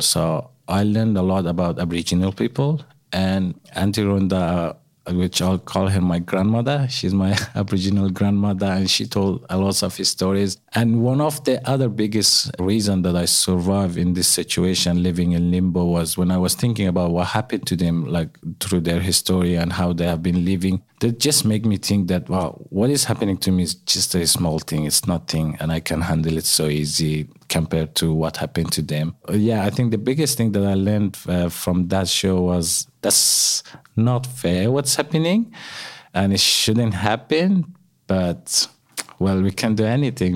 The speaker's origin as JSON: {"language": "English", "country": "Afghanistan", "tie": "born or raised there", "moved": "as an adult", "lives_now": "Australia", "said": "growing up in Afghanistan"}